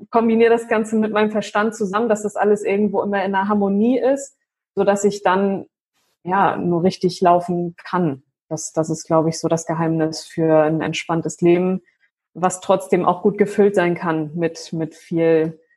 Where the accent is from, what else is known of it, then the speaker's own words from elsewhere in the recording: Flensburg, Schleswig-Holstein, Germany; ich bin jetzt 93er Jahrgang, aber mhm. hier oben im Norden, ich komme ja aus Flensburg ursprünglich und hier ist … schon öfter vertreten auf jeden Fall.